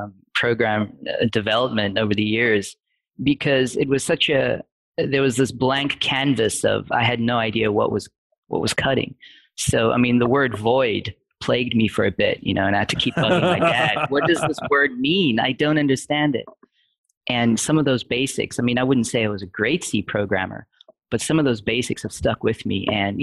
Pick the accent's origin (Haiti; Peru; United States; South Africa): South Africa; accent: mid-Atlantic; Right. Yeah. It's my accent, I would say, is mid-Atlantic.